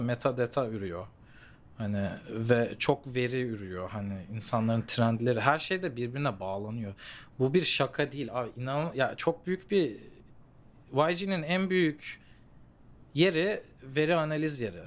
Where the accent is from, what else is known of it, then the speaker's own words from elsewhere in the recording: Los Angeles, California, United States; moved away as an adult; also born or lived in Santa Monica / Melbourne, Australia; now in South Korea; ben doğma büyüme şeyden geliyorum bu arada. Los Angeles'tan geliyorum